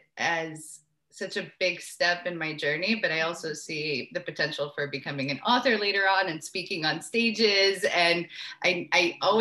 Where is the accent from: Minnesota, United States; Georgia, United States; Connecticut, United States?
Georgia, United States; Atlanta; moved away; also born or lived in Uzbekistan / Jerusalem / Brooklyn / Maui, Hawaii; I was born in Uzbekistan and my family moved to Atlanta, Georgia in 1994 when I was 7 years old